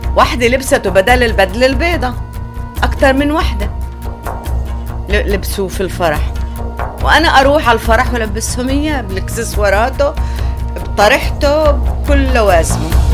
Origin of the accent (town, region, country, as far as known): Palestine